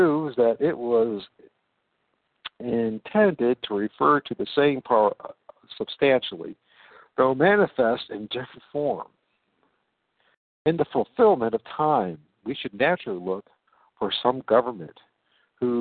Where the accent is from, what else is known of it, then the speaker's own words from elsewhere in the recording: United States; moved away as an adult; also born or lived in England / Portugal / Spain; as an American